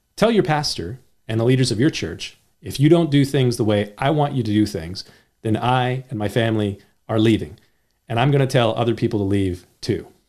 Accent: United States; also born or lived in California; I'm an American

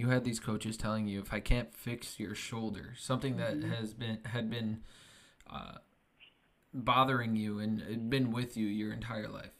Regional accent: Chicago, Illinois, United States; moved away; I'm originally from the Chicagoland area

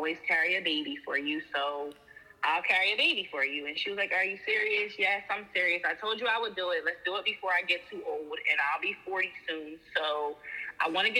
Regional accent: New Jersey, United States; I'm from New Jersey

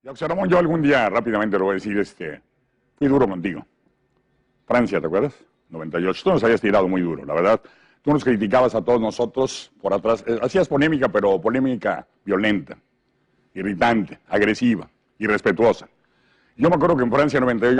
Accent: Mexico; yo soy feliz mexicano

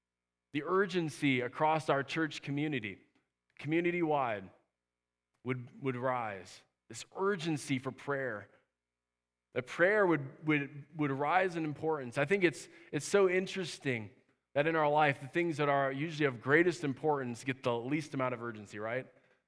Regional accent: Minnesota, United States; I grew up camping up in Minnesota. I love camping, and I'm talking about real camping.

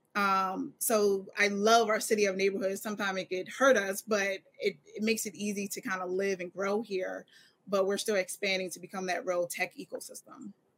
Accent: Philadelphia, Pennsylvania, United States; I am definitely from Philadelphia

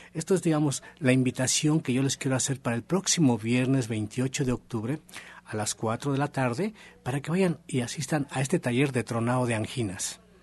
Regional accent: Mexico; Somos mexicanos

